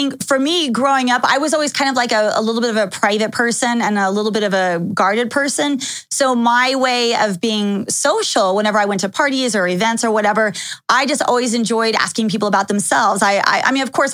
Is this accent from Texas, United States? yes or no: yes; Dallas, Texas, United States; also born or lived in Los Angeles / Calabasas; now in Las Vegas, United States; when I was living in Texas, which is where I grew up, I used to tell people if they asked where I was from, I always say that I'm from Dallas, Texas.